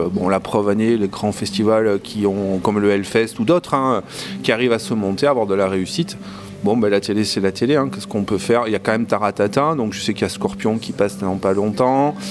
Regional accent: southern France, France; nous, dans le sud, hein, nous, on est proche de l'Espagne

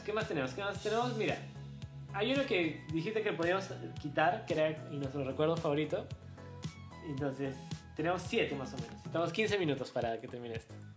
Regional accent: Cusco, Peru; yo soy cusqueño

